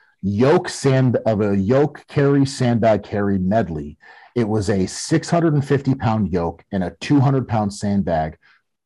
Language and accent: English; Connecticut, United States; we're both from Connecticut